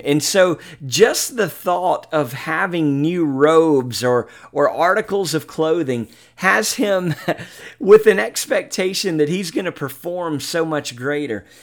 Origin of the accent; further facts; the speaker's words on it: Mobile, Alabama, United States; Mobile, Alabama, my hometown